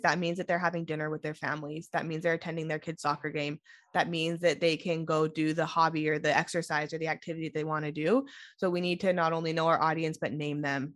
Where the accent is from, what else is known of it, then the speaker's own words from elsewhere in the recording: Sonora, California, United States; moved away as an adult; also born or lived in San Diego / Bay Area; I grew up in Sonora